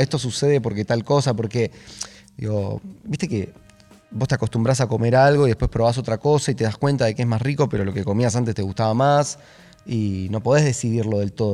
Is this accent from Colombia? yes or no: no; Buenos Aires, Argentina; Nací, está bien. El 29 de junio de 1990 en Parque Patricios